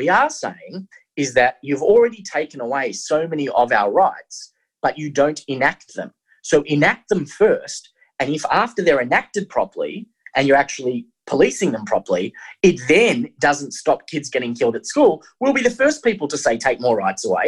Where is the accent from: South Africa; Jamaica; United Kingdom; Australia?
Australia; I'm an Australian